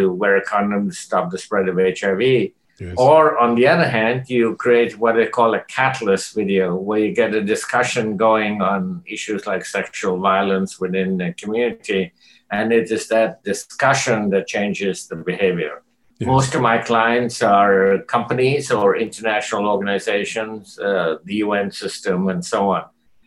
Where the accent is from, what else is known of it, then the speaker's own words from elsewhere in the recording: Kolkata, West Bengal, India; moved away; also born or lived in North America; my social upbringing in India before I came to North America. I was born in Calcutta